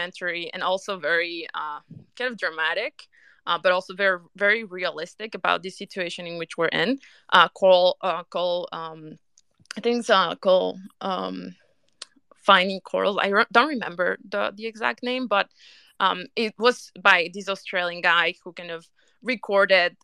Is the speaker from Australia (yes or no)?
no; Colombia; moved away; also born or lived in Europe; I'm originally from Colombia